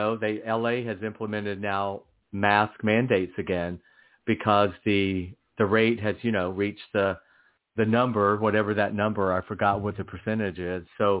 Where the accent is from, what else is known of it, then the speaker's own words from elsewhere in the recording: England, United Kingdom; now in United States; talking about, you know, American politics, having been born and raised in England, which will be kind of interesting.